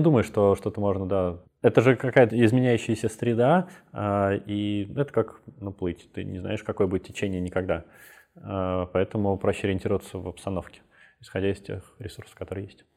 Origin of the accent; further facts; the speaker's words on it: Belarus; Я из Беларуси, у меня много там друзей